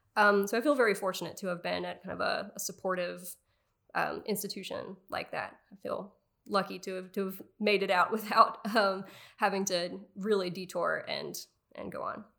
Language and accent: English; Raleigh, North Carolina, United States; moved away; grew up outside of Raleigh, North Carolina